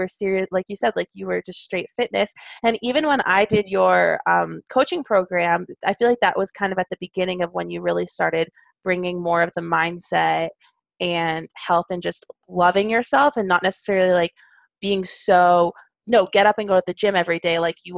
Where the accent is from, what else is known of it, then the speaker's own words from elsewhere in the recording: New York, United States; now in Kentucky, United States; even though I went there and I came here from New York, it's so funny to think about Kentucky.